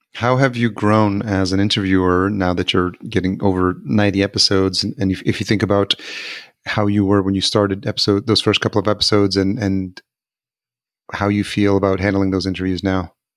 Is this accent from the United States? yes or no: yes; Yonkers, New York, United States; I grew up in Yonkers.